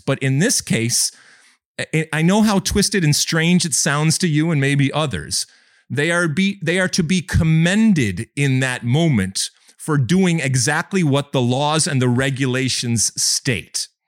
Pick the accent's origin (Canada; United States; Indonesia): United States